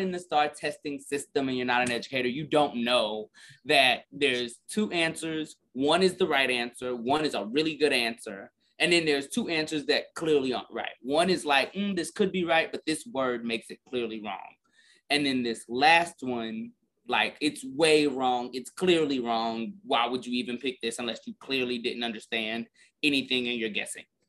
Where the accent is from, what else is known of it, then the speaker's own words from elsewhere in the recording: Garland, Texas, United States; I'm literally from Garland. So I'm from like 20 minutes north of Lancaster.